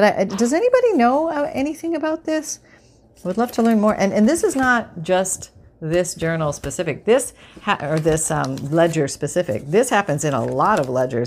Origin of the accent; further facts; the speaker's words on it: Canada; growing up in Canada